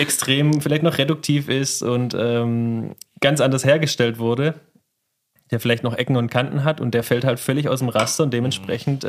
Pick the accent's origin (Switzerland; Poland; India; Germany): Germany; Remstal, Baden-Württemberg; now in Hessigheim, Germany; Ich bin Remstäler